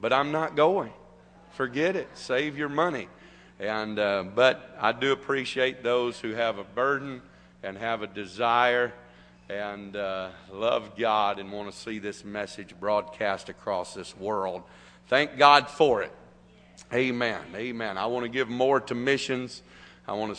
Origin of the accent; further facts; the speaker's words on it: United States; I am an American still today.